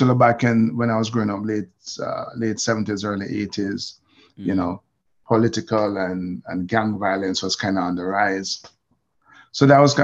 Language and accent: English; Jamaica; moved away as an adult; now in United States; I grew up knowing that my descendants are slaves, right? We're from Jamaica